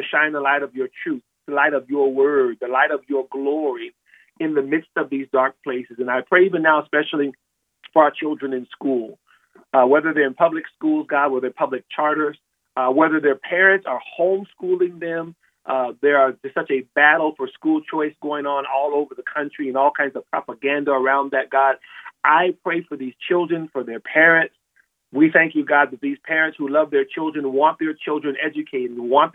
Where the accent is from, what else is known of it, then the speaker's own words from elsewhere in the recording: California, United States; moved away; I'm from California, I no longer live there now